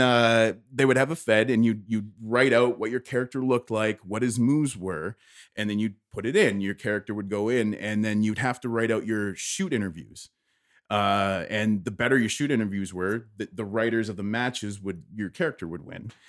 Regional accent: Windsor, Ontario, Canada; moved away as an adult; born and raised here, and I'm, I'm very prideful of that area

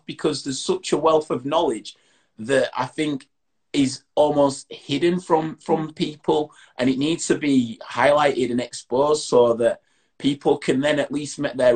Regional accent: Bradford, Yorkshire and the Humber, United Kingdom; I'm from Bradford

